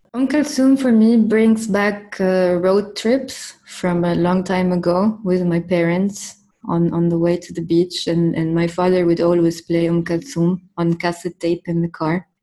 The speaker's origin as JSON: {"language": "English", "town": "Cairo", "region": "Cairo Governorate", "country": "Egypt", "tie": "born or raised there", "moved": "as an adult", "lives_now": "Beirut, Lebanon", "said": "I was born in Cairo in uh, 1988, and uh, I lived in Cairo all my life. And then I moved to Beirut when I was 27"}